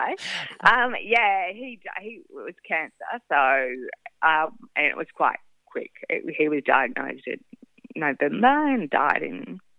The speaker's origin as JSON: {"language": "English", "town": "Sydney", "region": "New South Wales", "country": "Australia", "tie": "born or raised there", "said": "Very posh. I grew up in the Hills District with not a beach in sight."}